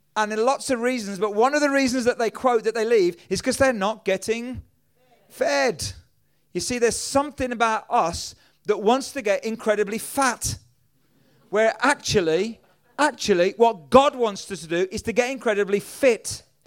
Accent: England, United Kingdom; I'm from England

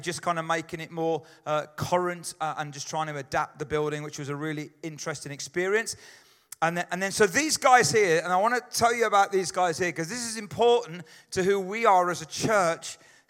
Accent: Atlanta, Georgia, United States; Because we're from Atlanta, which is in Georgia, which is the south of America

